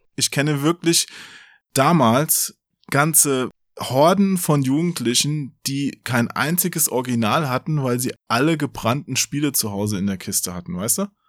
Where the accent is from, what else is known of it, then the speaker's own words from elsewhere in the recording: Offenbach area, Hesse, Germany; Ich bin ja auch in der Gegend da aufgewachsen und habe auch äh, in Frankfurt ja gearbeitet